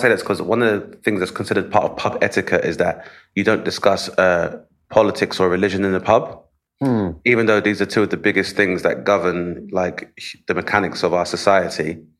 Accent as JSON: {"language": "English", "country": "United Kingdom", "said": "because obviously being British and being somewhat repressed"}